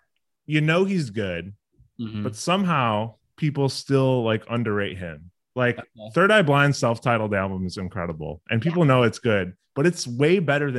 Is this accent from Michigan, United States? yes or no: no; Chicago, Illinois, United States; I'm from Chicago